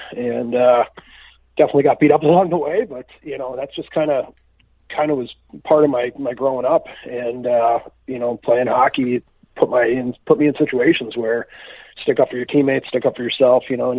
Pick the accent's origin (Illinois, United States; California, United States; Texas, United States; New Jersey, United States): Illinois, United States; Chicago; Well, I'm from Chicago, Illinois. I grew up here playing, you know, travel hockey, double A hockey here